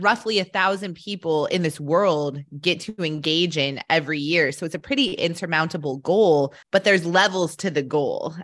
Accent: Colorado, United States; I grew up in Colorado

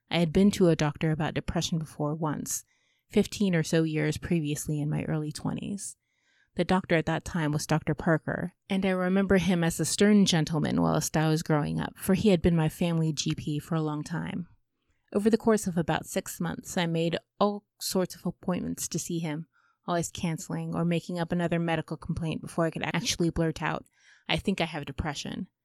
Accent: United Kingdom; I'm British, we don't do that.

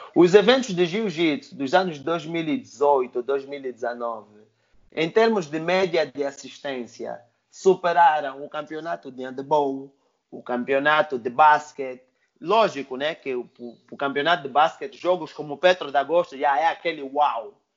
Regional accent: Angola

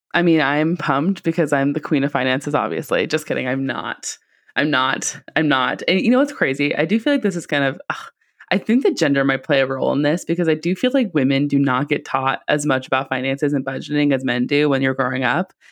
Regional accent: Silicon Valley, California, United States; I'm from the Silicon Valley

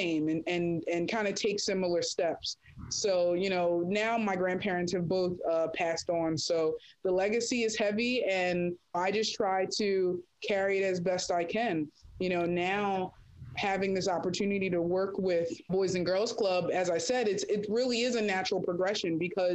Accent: Atlantic City, New Jersey, United States; I'm born and raised in Atlantic City

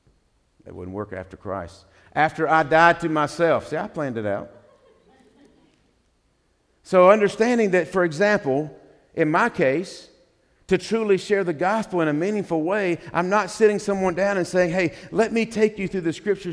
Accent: the Bible Belt, United States; I grew up in the Bible Belt

